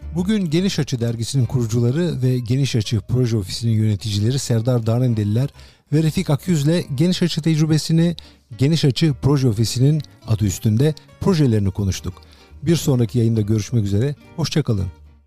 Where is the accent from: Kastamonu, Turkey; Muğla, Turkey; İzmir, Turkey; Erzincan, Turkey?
İzmir, Turkey; moved away; çocukluğum İzmir'de geçti